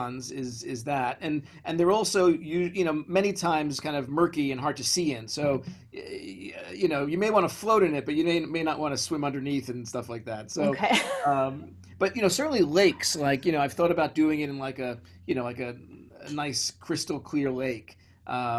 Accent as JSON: {"language": "English", "town": "New York City", "region": "New York", "country": "United States", "tie": "born or raised there", "said": "I grew up in Brooklyn, in the far side of Brooklyn"}